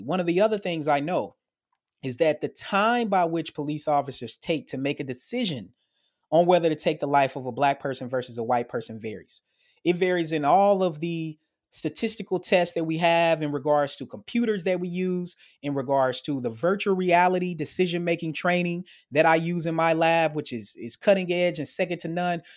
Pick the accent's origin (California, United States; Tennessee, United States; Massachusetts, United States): Tennessee, United States; Murfreesboro; moved away; my hometown in Murfreesboro, Tennessee